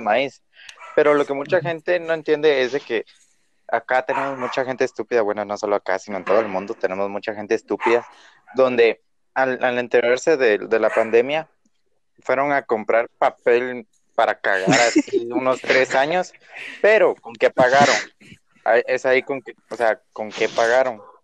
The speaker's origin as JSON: {"language": "Spanish", "country": "Guatemala", "said": "yo conozco mi pueblo"}